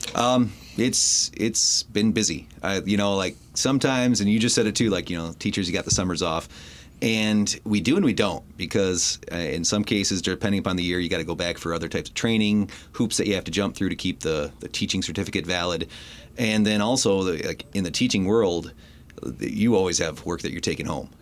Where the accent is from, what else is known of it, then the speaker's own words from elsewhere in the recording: Port Huron, Michigan, United States; grew up in the city of Port Huron